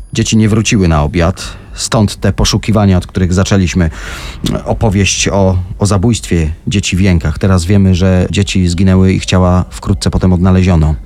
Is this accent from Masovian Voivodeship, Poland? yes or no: no; Tarnów, Lesser Poland, Poland; okolice mojego rodzinnego miasta Tarnowa